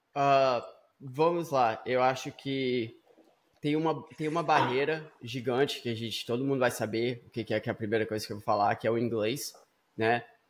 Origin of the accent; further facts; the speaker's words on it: Vitória, Espírito Santo, Brazil; now in United States; eu estava aí no Brasil, eu nasci em Vitória, no Espírito Santo.